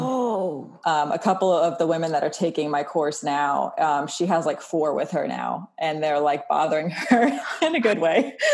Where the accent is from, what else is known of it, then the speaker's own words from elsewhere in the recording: Wilmington, North Carolina, United States; moved away as an adult; also born or lived in Los Angeles / Maui; Born and raised in Wilmington, North Carolina.